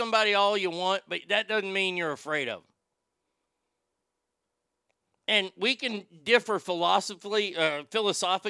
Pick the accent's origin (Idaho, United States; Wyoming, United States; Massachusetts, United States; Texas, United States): Texas, United States; I'm a Texan